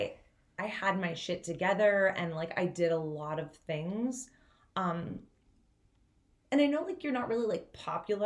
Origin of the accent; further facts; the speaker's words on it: Ohio, United States; I'm from Ohio